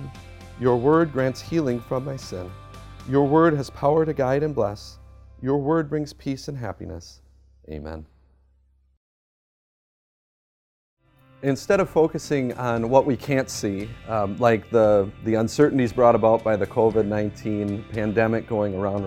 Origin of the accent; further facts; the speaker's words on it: United States; as an American